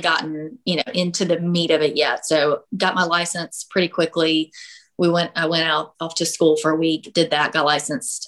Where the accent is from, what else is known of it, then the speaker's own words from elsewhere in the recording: South Carolina, United States; also born or lived in Illinois; I'm from South Carolina. We moved away to Illinois for a year, got engaged, and I said we we have to be back in South Carolina. My family's here. I've lived here my whole life.